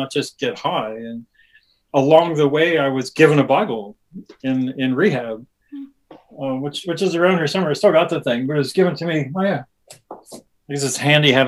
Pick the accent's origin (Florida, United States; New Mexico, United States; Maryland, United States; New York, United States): New Mexico, United States; Albuquerque; moved away as an adult; now in Auckland, New Zealand; my hometown of Albuquerque, New Mexico